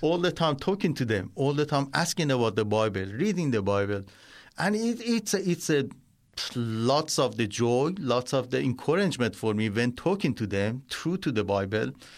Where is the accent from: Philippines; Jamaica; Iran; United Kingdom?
Iran; first language Persian; English is a second language; moved away as an adult; now in Australia; I was born in Iran in a Muslim family